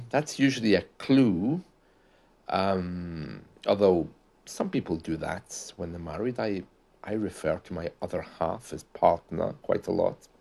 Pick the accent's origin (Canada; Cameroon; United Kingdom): United Kingdom; we usually say that in the U K